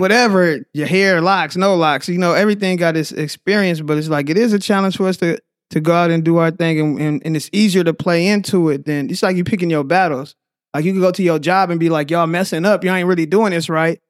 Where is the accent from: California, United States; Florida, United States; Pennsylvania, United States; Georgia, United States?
California, United States; Oakland; also born or lived in Tracy, California / San Leandro, California; I'm originally from Oakland